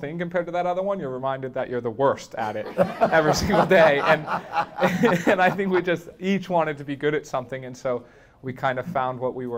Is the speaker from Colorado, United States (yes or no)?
yes; Boulder, Colorado, United States; growing up in Boulder